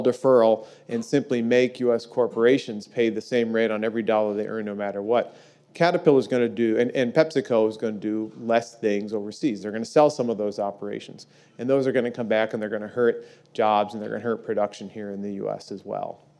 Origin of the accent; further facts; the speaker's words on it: Peoria, Illinois, United States; my hometown of Peoria, Illinois